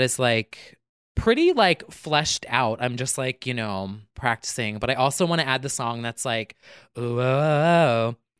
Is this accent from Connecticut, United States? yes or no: no; New Jersey, United States; we're both from Jersey